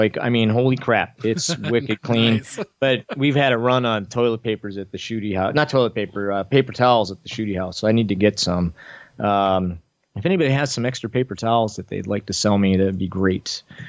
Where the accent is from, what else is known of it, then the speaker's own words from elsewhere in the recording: Florida, United States; I'm from Florida, so we don't have any problem down here whatsoever.